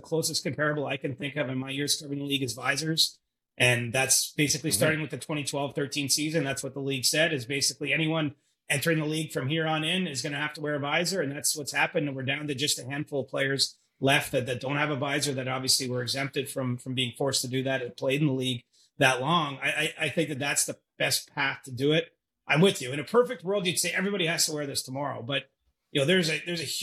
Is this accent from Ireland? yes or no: no; Canada; growing up in Canada